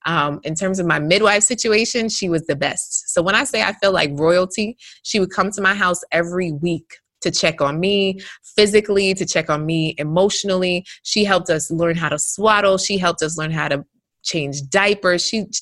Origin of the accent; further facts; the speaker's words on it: Jamaica; When I first came home, I'm Jamaican, right? So my mom and my grandma ended up coming over the following week